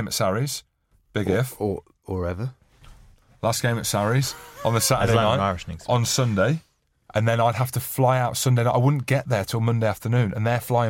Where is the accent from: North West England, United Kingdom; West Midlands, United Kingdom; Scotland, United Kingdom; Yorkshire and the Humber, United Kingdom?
Scotland, United Kingdom; I'm from Scotland.